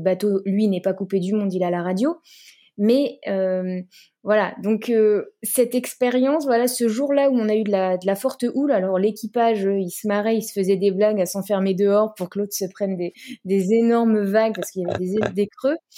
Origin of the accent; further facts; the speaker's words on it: Brittany, France; je suis bretonne, donc euh, j'ai fait de l'optimiste quand j'étais petite euh, sur le golfe du Morbihan